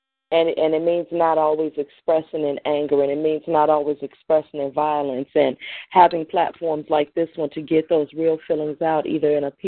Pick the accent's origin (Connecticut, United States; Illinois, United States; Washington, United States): Illinois, United States; Chicago; myself as well as Black Ice as well as Dove Seas, we're all from Inglewood.